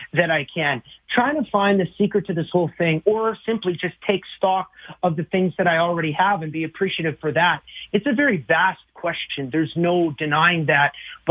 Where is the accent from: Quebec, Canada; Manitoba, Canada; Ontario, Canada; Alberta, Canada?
Alberta, Canada; moved away as an adult; also born or lived in Flat Lake, Alberta; now in Nashville, United States; I fly up with my family back to Alberta on March 2nd